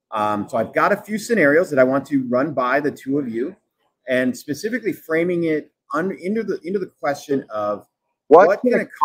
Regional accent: Minnesota, United States; I'm from Minnesota

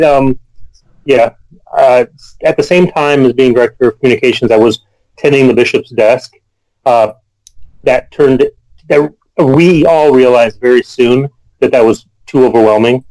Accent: Kalamazoo, Michigan, United States; moved away as an adult; now in Madison, United States; my hometown of Kalamazoo, Michigan

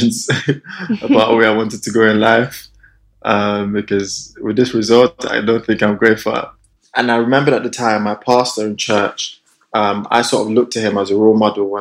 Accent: Nigeria; moved away as an adult; also born or lived in Salford; Grew up in Nigeria.

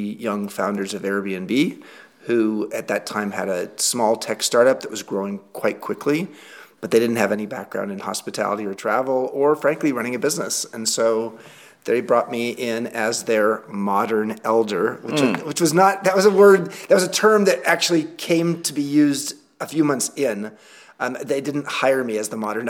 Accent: Long Beach, California, United States; moved away as an adult; now in Galisteo, United States; I grew up in Southern California in a place called Long Beach

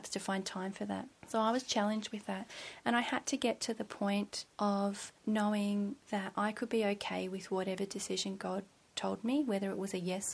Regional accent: just outside of Melbourne, Victoria, Australia; moved away as an adult; also born or lived in Seymour, Victoria; now in Gold Coast, Australia; So I went to school in Melbourne, and we grew up just outside of Melbourne

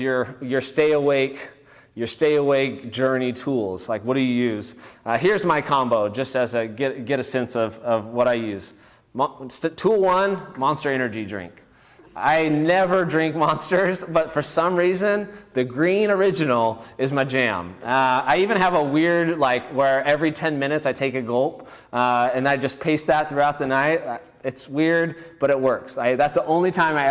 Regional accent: Bakersfield, California, United States; now in Fresno, United States; I grew up in Bakersfield

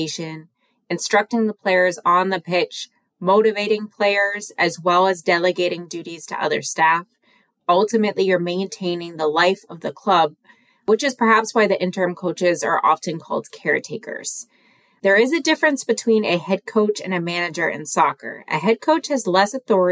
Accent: United States; I am an American woman

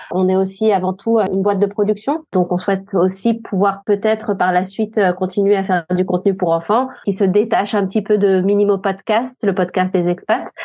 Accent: France; moved away as an adult; now in Sweden; en tant que française

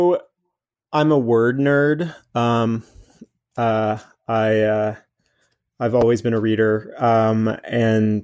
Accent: North Carolina, United States; I grew up in North Carolina myself, on a farm southeast of Charlotte

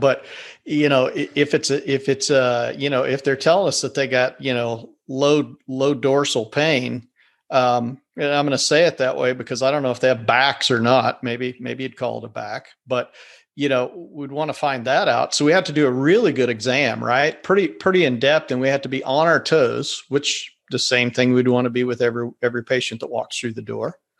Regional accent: Kansas, United States; I'm from Kansas.

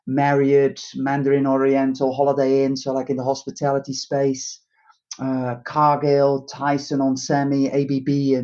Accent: Netherlands; moved away as an adult; also born or lived in United Kingdom; it's hard to deny where I'm from originally from the Netherlands

